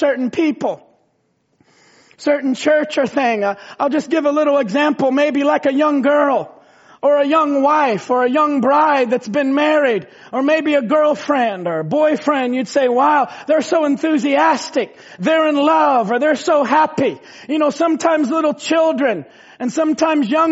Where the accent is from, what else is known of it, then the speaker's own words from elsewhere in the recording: Indiana, United States; we were raised in Indiana where there's tornadoes